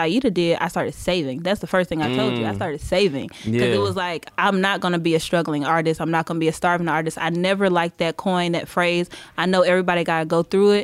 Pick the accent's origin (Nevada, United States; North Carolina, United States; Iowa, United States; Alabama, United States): North Carolina, United States; Charlotte; moved away as an adult; also born or lived in Greensboro, North Carolina / Atlanta, Georgia; I'm from Charlotte, but I went to school in Greensboro, and okay. then moved there straight out of college